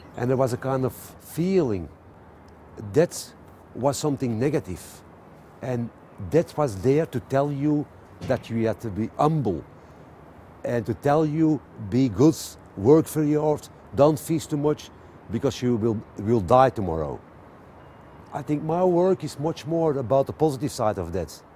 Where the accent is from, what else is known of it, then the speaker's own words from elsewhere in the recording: Antwerp, Flanders, Belgium; I'm from Antwerp. I, I was born next to the Rubens house. I grew up at Bruegel.